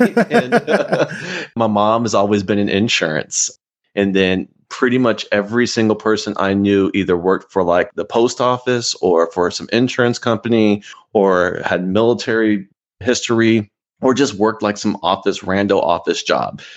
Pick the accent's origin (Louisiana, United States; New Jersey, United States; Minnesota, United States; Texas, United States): Texas, United States; Austin; also born or lived in Houston, Texas; I grew up in Austin, Texas